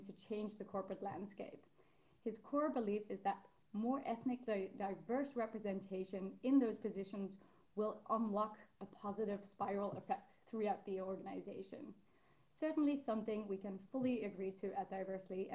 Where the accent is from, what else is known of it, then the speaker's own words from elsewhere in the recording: Netherlands; Netherlands is both kind of our home country.